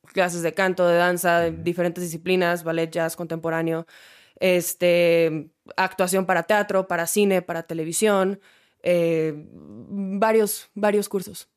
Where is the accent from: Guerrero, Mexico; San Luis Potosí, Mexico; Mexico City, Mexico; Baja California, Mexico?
Baja California, Mexico; Mexicali; born or raised there